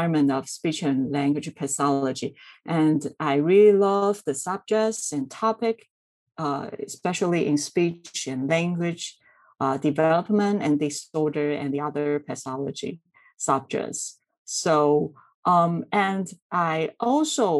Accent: Taiwan; I'm from Taiwan.

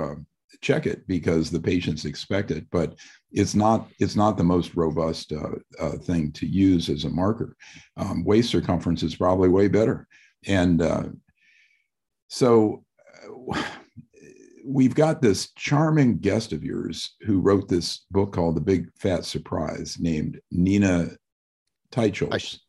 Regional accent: Midwest, United States; I'm from the Midwest also

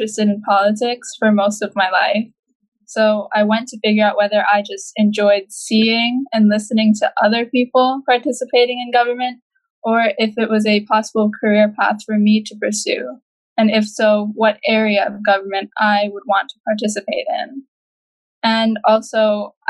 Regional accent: Saint Croix, U.S. Virgin Islands; I am from St. Croix in the U.S. Virgin Islands as well

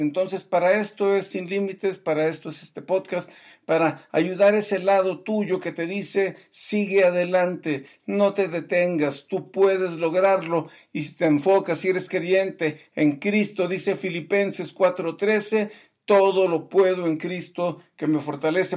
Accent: Mexico; yo como mexicano

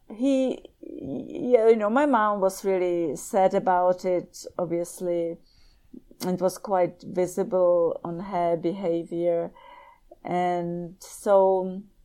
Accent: Prague, Czechia; moved away as an adult; also born or lived in Southampton, England / Lincoln, Nebraska; I was born in Prague

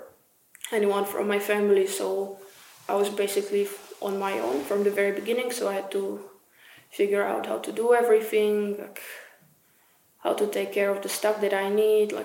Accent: Czechia; moved away as an adult; now in Norway; I was from Czech

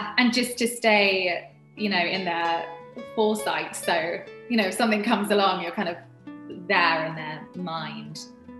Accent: United Kingdom; I'm really bad in the kitchen. I'm British. We're not known for our cuisines.

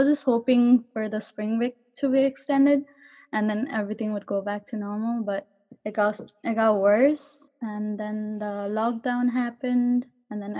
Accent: Kathmandu, Bagmati, Nepal; moved away as an adult; now in Garden City, United States; I'm from Kathmandu, Nepal

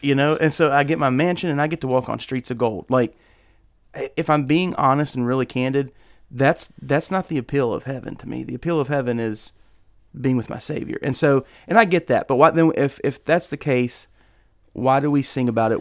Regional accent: United States; As an American living in 2021, almost 2022

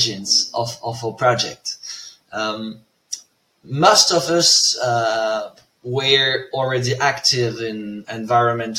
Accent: a small village near Tournai, Wallonia, Belgium; moved away as an adult; also born or lived in Brussels, Belgium / Leuven, Belgium; now in Zurich, Switzerland; I come from Belgium, a small village near Tournai.

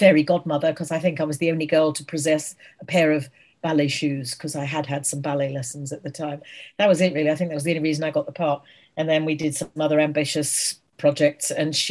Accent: Guildford, South East England, United Kingdom; I was born in Guildford, Surrey, which is south of London.

